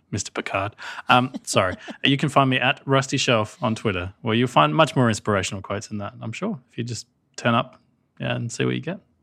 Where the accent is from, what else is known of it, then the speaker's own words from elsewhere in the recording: Australia; I'm Australian